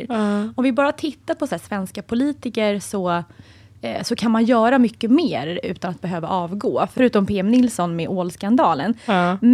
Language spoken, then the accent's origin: Swedish; Sweden; för oss svenskar